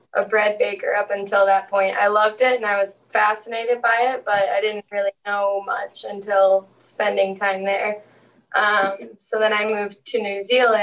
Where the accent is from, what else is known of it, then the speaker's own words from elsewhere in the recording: St. Louis, Missouri, United States; moved away as an adult; also born or lived in Paris, France; now in Martha's Vineyard, United States; I'm actually from St. Louis, Missouri originally.